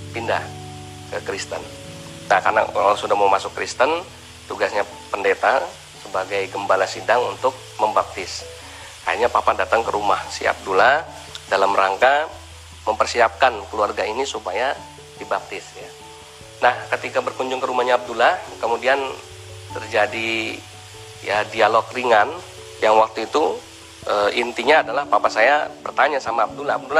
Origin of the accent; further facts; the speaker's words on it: Jakarta, Indonesia; Lahir besar di Jakarta, di daerah e, Grogol Jembatan 2.